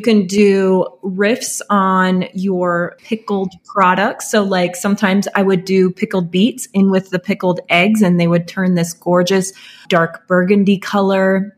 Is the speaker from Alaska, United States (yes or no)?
yes; Alaska, United States; moved away; where I grew up in Alaska